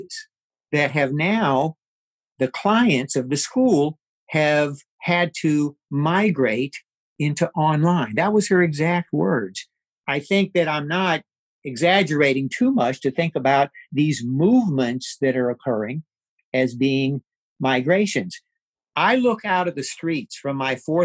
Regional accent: Texas, United States; Texas, my home state

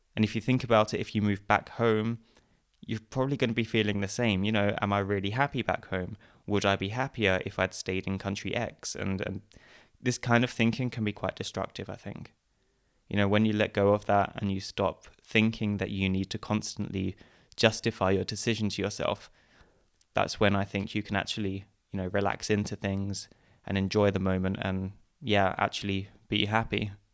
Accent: Essex, East of England, United Kingdom; moved away as an adult; also born or lived in Canterbury, England; now in Vienna, Austria; originally I come from Essex in England, and I guess about seven or eight years ago I moved to Vienna in Austria

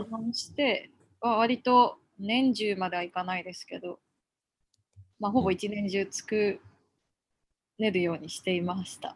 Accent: Yokote, Akita, Japan; also born or lived in Tokyo; この横手市というところが私の生まれた町

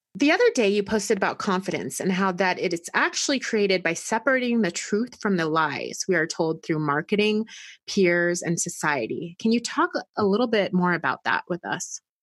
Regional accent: United States; us as American women

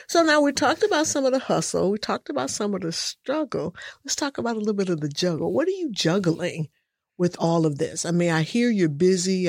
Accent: Michigan, United States; now in San Antonio, United States; I'm from the north. I'm from Michigan

